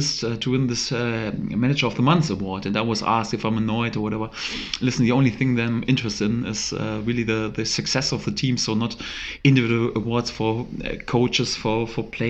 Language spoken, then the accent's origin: English; Germany; English is a second language; moved away as an adult; now in England; I'm originally from Germany.